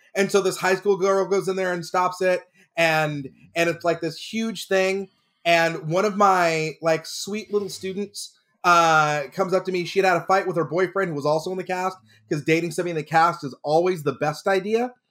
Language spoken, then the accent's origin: English; Texas, United States; now in California, United States; I grew up in Texas.